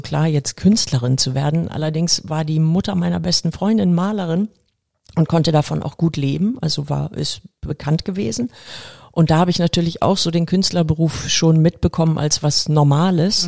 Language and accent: German; Hamburg, Germany; Ich bin hier in Volksdorf aufgewachsen